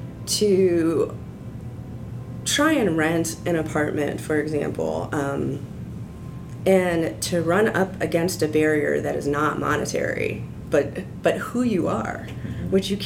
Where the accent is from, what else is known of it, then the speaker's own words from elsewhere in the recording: Central Illinois, United States; I grew up in Central Illinois